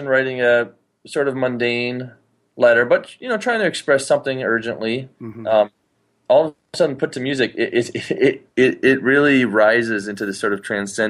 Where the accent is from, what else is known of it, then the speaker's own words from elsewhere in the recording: Ypsilanti, Michigan, United States; also born or lived in Ann Arbor, Michigan; my hometown, Ypsilanti, Michigan